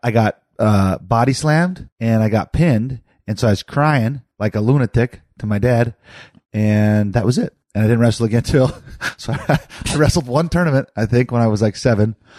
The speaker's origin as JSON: {"language": "English", "town": "Hardin", "country": "United States", "tie": "born or raised there", "moved": "yes", "said": "I grew up in Hardin"}